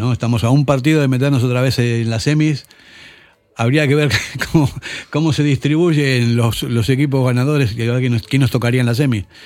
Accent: Basque Country, Spain; más, que nada porque somos todos vascos, ¿no?

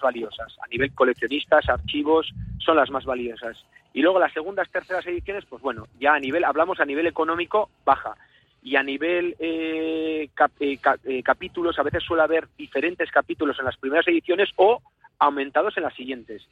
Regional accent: Spain; somos los vasquitos o los navarricos

